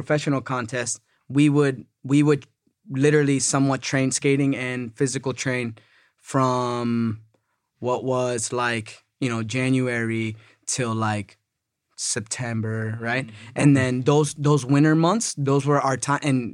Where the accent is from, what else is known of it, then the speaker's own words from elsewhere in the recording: New England, United States; I'm from New England, so, you know, I grew up Patriots fan